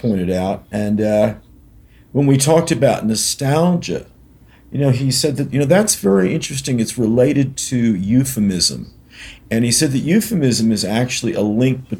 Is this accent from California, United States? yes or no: yes; Berkeley, California, United States; my hometown of Berkeley